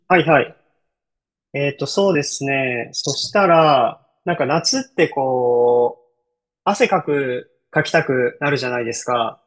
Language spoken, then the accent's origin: Japanese; Kyoto, Japan; 僕は京都 出身です